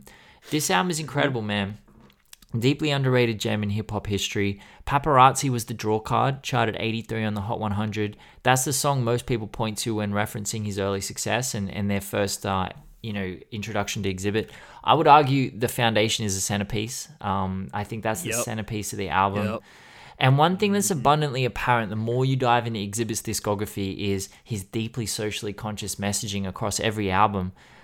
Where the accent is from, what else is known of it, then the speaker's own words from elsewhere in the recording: Campbelltown, New South Wales, Australia; 10 years ago, you would have been like, that's a Campbelltown boy. That is a fucking Western Sydney drongo.